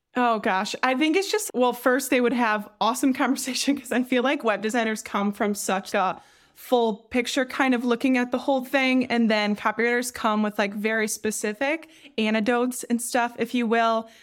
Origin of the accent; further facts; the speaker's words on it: Traverse City, Michigan, United States; I'm from Traverse City, which is a super touristy town